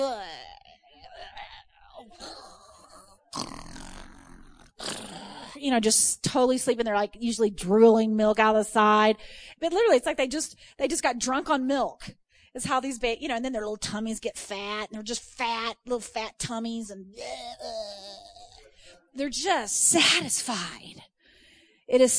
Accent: Texas, United States; I'm from Texas

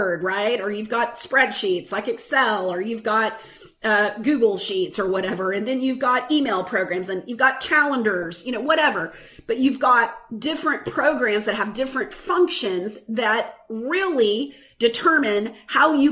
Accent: the Bible Belt, the South, United States; I grew up in the Bible Belt

